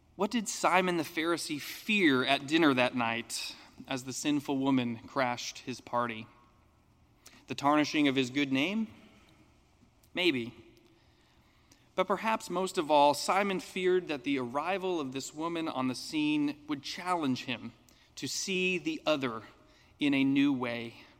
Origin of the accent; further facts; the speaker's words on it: United States; as an American